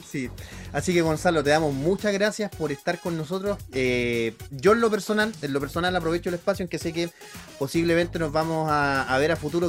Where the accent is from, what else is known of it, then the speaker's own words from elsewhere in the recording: Santiago, Santiago Metropolitan Region, Chile; yo, yo crecí ahí en Barrio San Diego, en Santiago